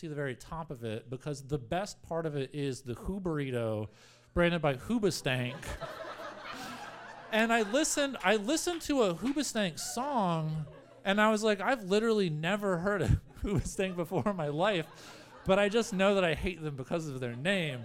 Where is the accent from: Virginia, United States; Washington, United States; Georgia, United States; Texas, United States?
Virginia, United States; Spotsylvania; now in New York City, United States; I spent a lot of time at Denny's as a youth, and this was my Denny's. This was Route 3 Denny's in Spotsylvania, Virginia, technically Fredericksburg if you cheat by looking at the thing up there, but I'm really from Spotsylvania